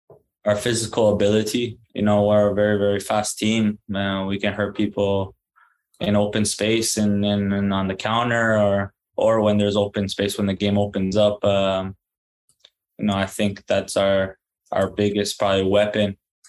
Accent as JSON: {"language": "English", "country": "Canada", "said": "And I did too, even though being a Canadian, you know, it was kind of like a long shot"}